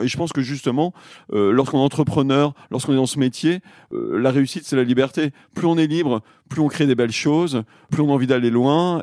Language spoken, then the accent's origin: French; Le Puy-en-Velay, Auvergne-Rhône-Alpes, France; on est originaire du Puy-en-Velay, en Auvergne